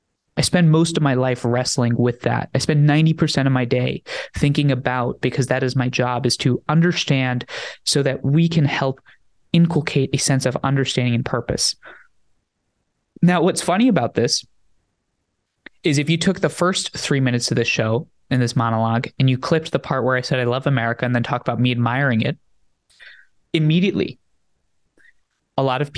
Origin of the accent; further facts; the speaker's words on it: New Jersey, United States; born there; I was born in New Jersey after my parents immigrated from India to the United States. I was born here in 98, then went to live with my grandparents on and off for the next couple of years